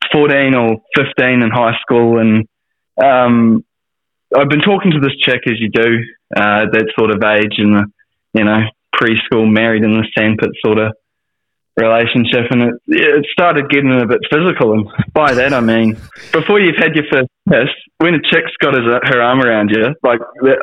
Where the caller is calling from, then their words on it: Wellington, New Zealand; I'm calling from Wellington, New Zealand.